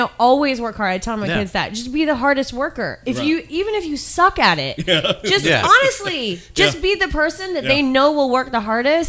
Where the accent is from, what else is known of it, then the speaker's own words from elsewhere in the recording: Maine, United States; moved away; I'm from Maine